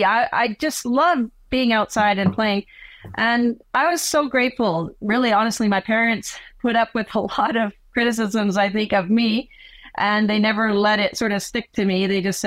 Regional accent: Canada; also born or lived in South America; even though I live in Canada, I'm Canadian, I started out in South America, and I was a daughter of missionary religious Bible translators

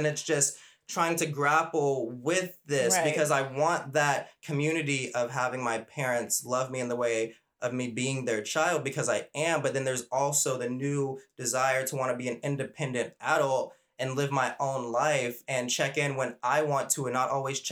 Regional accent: Arkansas, United States; moved away; also born or lived in California; the place where I grew up in Arkansas

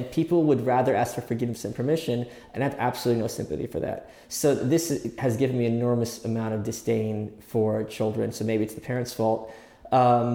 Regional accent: New York, United States; being a New Yorker

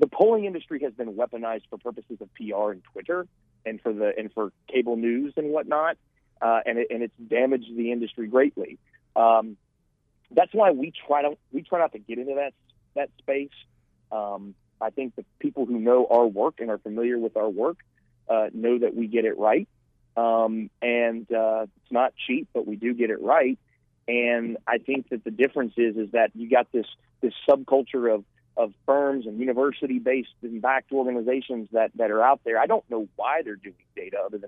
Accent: Florida, United States; my home state of Florida

